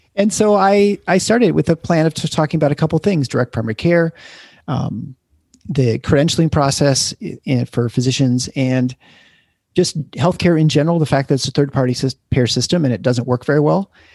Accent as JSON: {"language": "English", "town": "Lansing", "region": "Michigan", "country": "United States", "tie": "born or raised there", "also_born_or_lived": "Iowa City, Iowa", "lives_now": "Grand Rapids, United States", "said": "I grew up in Lansing area"}